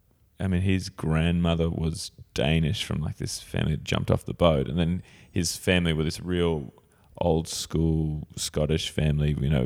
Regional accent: Sydney, New South Wales, Australia; born there; I was born actually here in Sydney. I was a home birth in Surrey Hills.

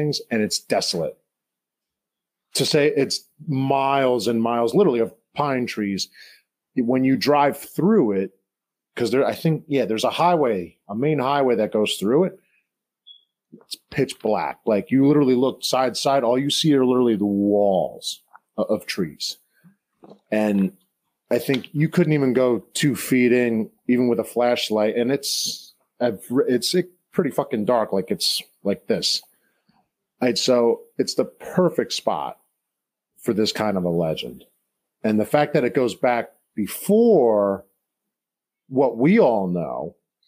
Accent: New Jersey, United States; growing up in Jersey

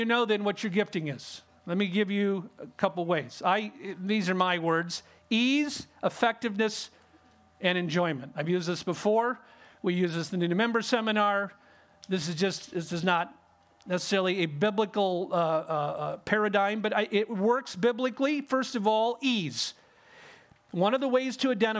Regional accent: California, United States; I grew up in California

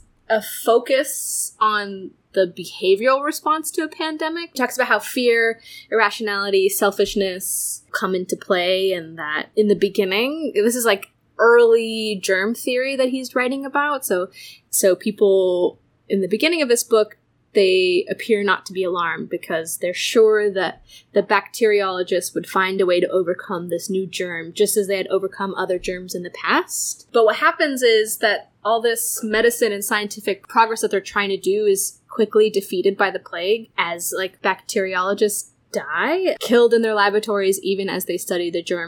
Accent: California, United States; now in Philadelphia, United States; I live in Philly now, but I am originally from California.

